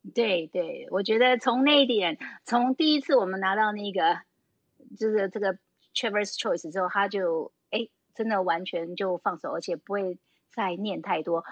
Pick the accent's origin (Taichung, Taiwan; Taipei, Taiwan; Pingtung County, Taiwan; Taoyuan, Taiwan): Taipei, Taiwan; moved away as an adult; now in Taitung, Taiwan; 我们是，就是土生，土长的台北人